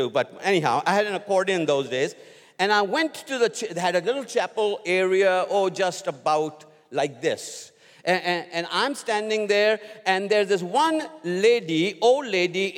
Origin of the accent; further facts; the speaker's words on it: India; moved away as an adult; I'm from India.